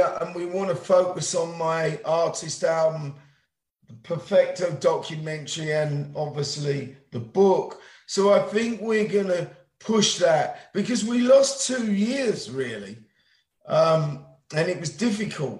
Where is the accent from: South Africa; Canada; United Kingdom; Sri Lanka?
United Kingdom; England; now in United States; I'm an English man living here